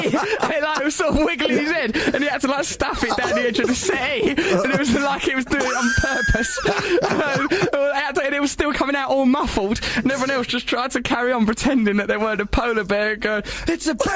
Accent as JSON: {"language": "English", "region": "London", "country": "United Kingdom", "said": "I'm from London"}